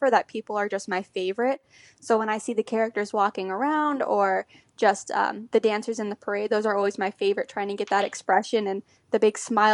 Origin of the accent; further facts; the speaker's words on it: Orlando, Florida, United States; I grew up in the Orlando area